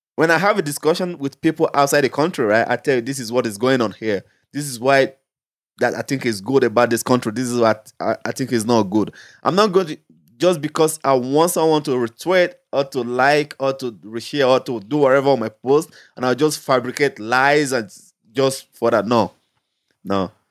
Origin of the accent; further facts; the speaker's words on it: Nigeria; moved away; Being a Nigerian, holding a Nigerian passport